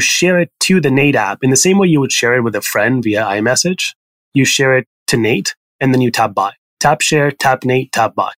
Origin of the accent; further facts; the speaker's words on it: Barcelona, Catalonia, Spain; English is a second language; moved away as an adult; also born or lived in Paris, France / California, United States; now in New York, United States; I'm Spanish. I was born in Barcelona in Spain, and then I grew up sort of between Barcelona and Paris.